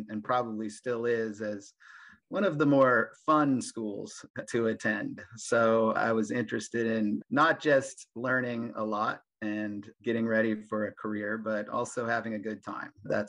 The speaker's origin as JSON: {"language": "English", "town": "Sacramento", "region": "California", "country": "United States", "tie": "born or raised there", "also_born_or_lived": "Santa Barbara", "said": "I grew up in Sacramento, California, which is about 2 hours east of San Francisco. And it's the capital of California. So that's my hometown."}